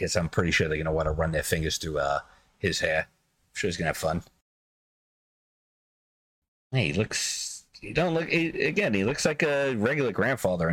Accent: New York City, New York, United States; I'm from the Bronx

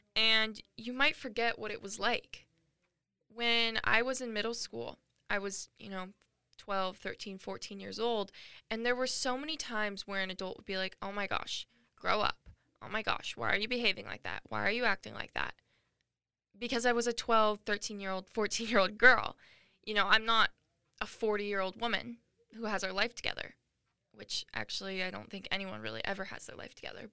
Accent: Washington, United States; moved away as an adult; also born or lived in Arizona; I am a 19 year old girl who was born and raised in Washington, but I now go to college in Arizona

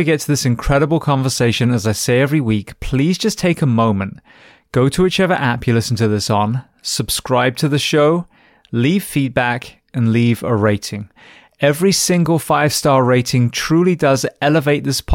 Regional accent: Bath, South West England, United Kingdom; moved away; I'm from Bath originally, so West Country

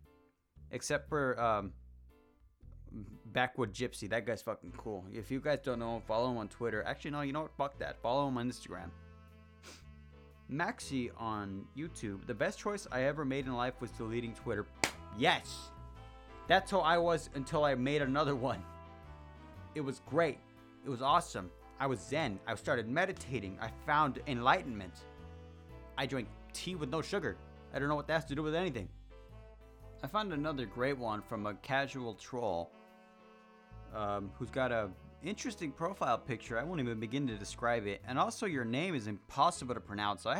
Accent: Mexico; accent: Mexican; If you couldn't tell by my fucking accent when I speak and I get angrier. For some reason, the angrier I get, the more Mexican I get.

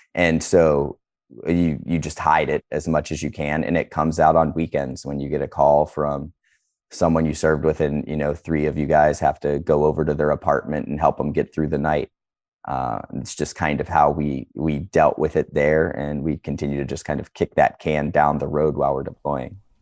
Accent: Northeast Ohio, United States; I'm from Northeast Ohio

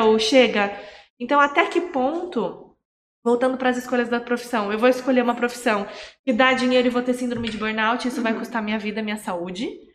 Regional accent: Campinas, São Paulo, Brazil; eu sou campineira e morava em São Paulo

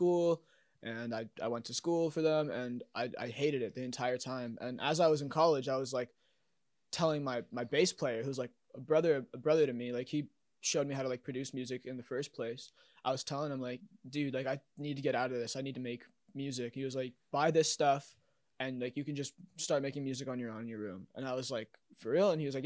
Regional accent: Halifax, Nova Scotia, Canada; moved away as an adult; now in Toronto, Canada; I was born in Halifax and raised in Halifax

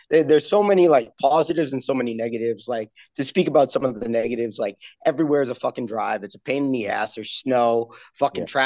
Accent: Massachusetts, United States; born or raised there; also born or lived in Connecticut

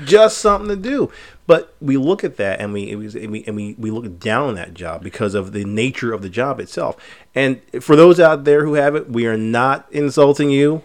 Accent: United States; us as American citizens

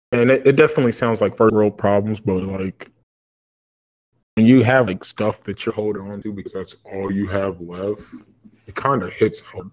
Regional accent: Kansas City, Missouri, United States; I forgot we're from Kansas City

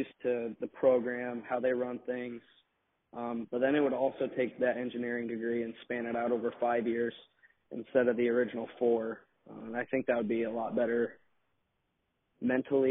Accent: Iowa, United States; an Iowa kid growing up in Iowa

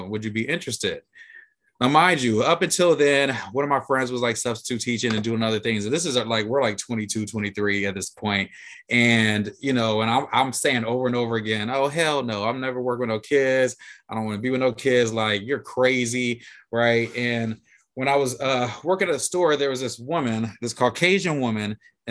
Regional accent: United States; now in Washington, United States; my dad's from DC, but I grew up outside Pittsburgh in Michigan.

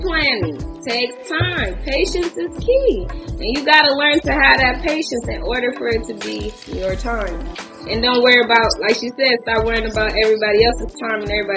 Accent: California, United States; I'm from California.

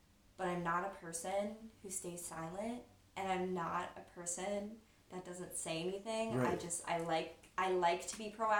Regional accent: North Canton, Ohio, United States; also born or lived in Columbus, Ohio; I'm from North Canton, Ohio.

